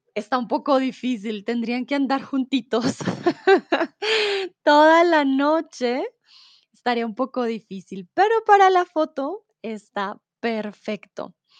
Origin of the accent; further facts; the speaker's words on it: Bogotá, Colombia; now in Germany; yo soy de Colombia, de Bogotá